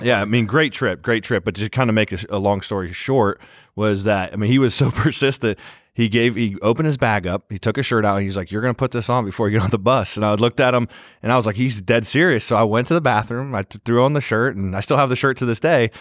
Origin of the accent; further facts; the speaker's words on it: Granville, Ohio, United States; I'm from Granville High School.